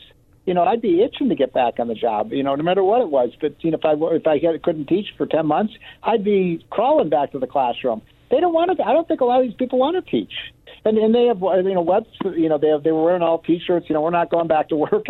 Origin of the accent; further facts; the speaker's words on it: Illinois, United States; my home state of Illinois